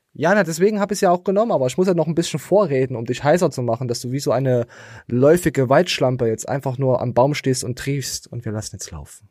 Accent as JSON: {"language": "German", "area": "the East", "region": "eastern Germany", "country": "Germany", "tie": "born or raised there", "said": "Ich bin einfach nur im Osten geboren"}